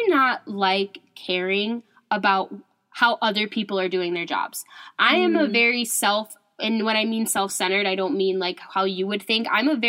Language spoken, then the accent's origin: English; Indiana, United States; moved away as an adult; now in Michigan, United States; So I'm originally from Indiana, and I came to Michigan also to go to school.